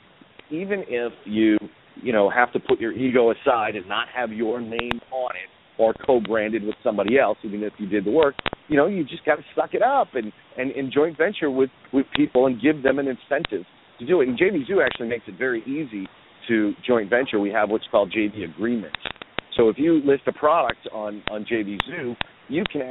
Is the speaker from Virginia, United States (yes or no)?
no; Boston, Massachusetts, United States; When I was growing up in Boston, Todd Gross was my weatherman